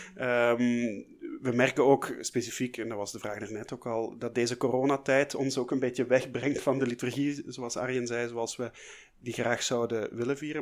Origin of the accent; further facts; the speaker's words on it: Flanders, Belgium; bij ons in Vlaanderen